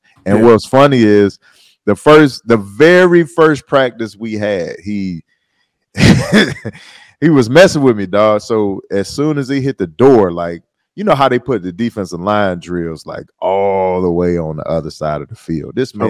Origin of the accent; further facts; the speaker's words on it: Detroit, Michigan, United States; I'm East Side, dog. This, like, you know, people be saying they from Detroit. You be like, where? Oh, Farmington Hills. Like, no, I'm 48224, dog.